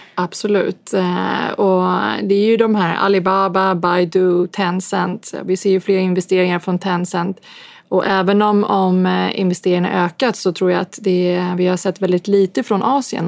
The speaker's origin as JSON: {"language": "Swedish", "country": "Sweden", "said": "vi är från Sverige"}